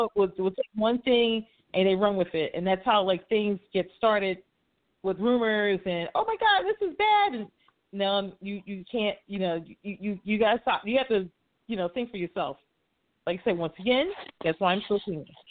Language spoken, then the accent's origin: English; Philadelphia, Pennsylvania, United States; also born or lived in near Cincinnati, Ohio; now in Cincinnati area, United States; I'm from Philly originally